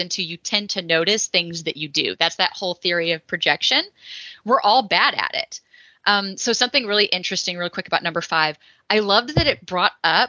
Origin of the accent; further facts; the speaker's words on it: Texas, United States; I come from the Bible Belt Buckle down in Texas